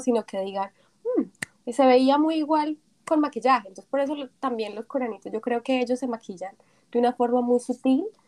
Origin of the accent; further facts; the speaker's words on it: Colombia; now in South Korea; Cuando yo vine de Colombia mi primera vez me quedé aterrada porque en Colombia no teníamos nada así